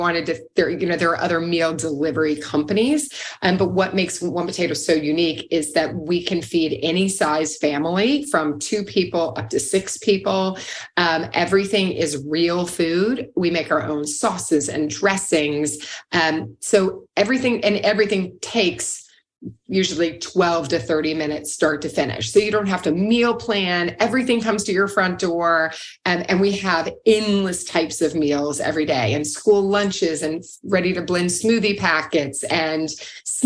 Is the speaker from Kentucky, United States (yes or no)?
yes; Louisville, Kentucky, United States; moved away; I'm from Louisville, Kentucky